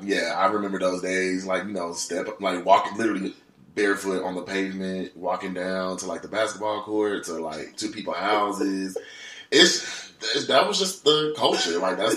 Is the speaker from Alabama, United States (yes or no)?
yes; Helena, Alabama, United States; moved away as an adult; now in Los Angeles, United States; But I'm actually from like a small town outside of Birmingham called Helena.